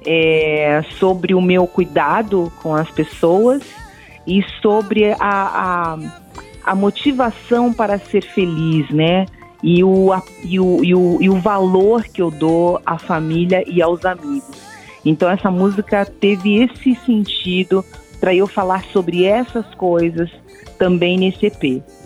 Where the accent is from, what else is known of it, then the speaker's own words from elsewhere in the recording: Brazil; eu sou muito brasileira